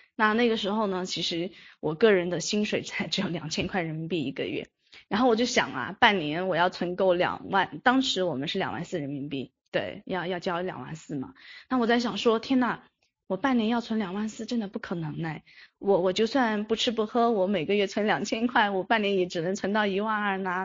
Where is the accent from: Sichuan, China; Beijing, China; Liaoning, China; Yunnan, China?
Yunnan, China; 我是云南人